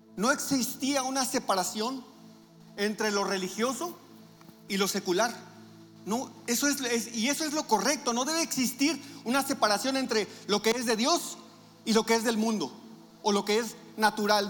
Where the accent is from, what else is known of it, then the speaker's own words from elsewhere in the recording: Navojoa, Sonora, Mexico; moved away; nosotros venimos de Navojoa y Navojoa es un pueblote también